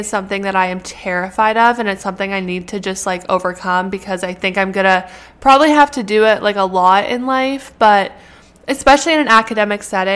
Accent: Canada; moved away as an adult; now in United States; I'm a Canadian citizen that is going to school in the US.

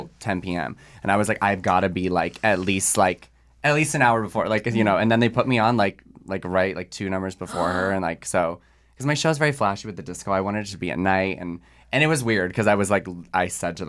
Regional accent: Chicago, Illinois, United States; moved away as an adult; now in Los Angeles, United States; I'm from Chicago originally, but I live

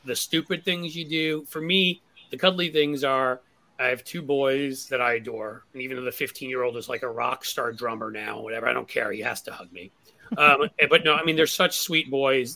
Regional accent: New York, United States; moved away; I grew up in New York

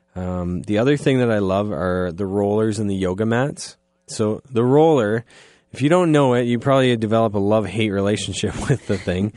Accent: Goddard, Ontario, Canada; I'm from Goddard

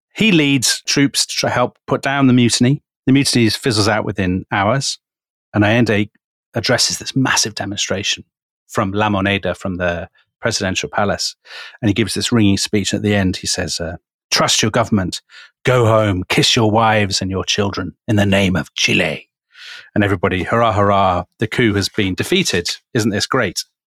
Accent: United Kingdom; we're British

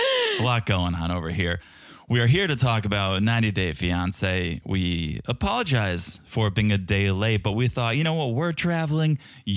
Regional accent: Czechia; accent: Czech; So if it sounds a little bit different, yes, it's my Czech accent, but it's also probably the acoustics of this room.

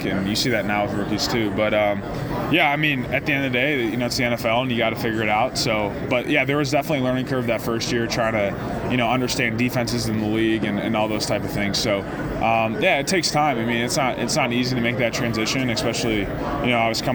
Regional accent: Barrington, Illinois, United States; It's my hometown

